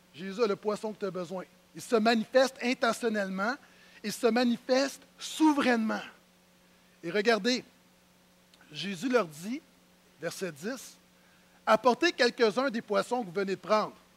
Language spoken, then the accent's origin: French; Terrebonne, Quebec, Canada; je suis de Terrebonne